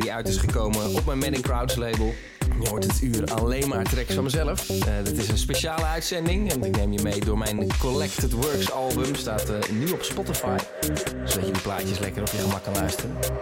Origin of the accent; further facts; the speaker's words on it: Vianen, Utrecht, Netherlands; vernoemd naar de straat waar ik opgegroeid ben in Vianen